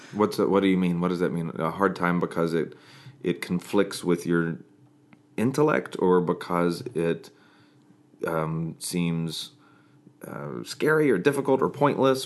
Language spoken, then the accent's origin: English; Atlanta, Georgia, United States; I'm from Atlanta